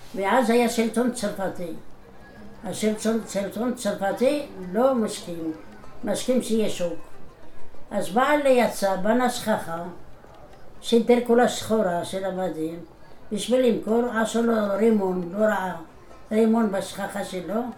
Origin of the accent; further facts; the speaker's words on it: Morocco; moved away as an adult; now in Israel; אני נולדתי במרוקו, בעיר שקראו לה קלעס סרגנה. גדלתי בבית דתי